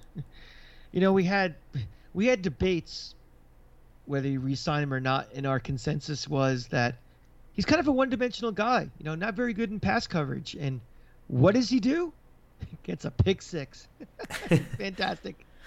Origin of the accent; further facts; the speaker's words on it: Tampa, Florida, United States; moved away; I'm from Tampa